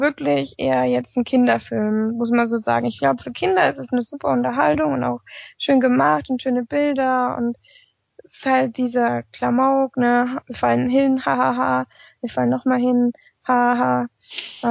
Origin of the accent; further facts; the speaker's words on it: near Meiningen, southern Thuringia, Germany; sind wir aus Südthüringen, aus der Nähe Meiningen